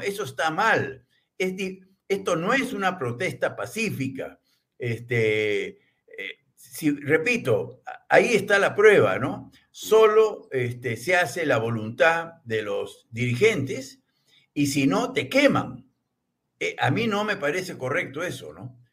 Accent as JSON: {"language": "Spanish", "country": "Peru", "said": "como los peruanos"}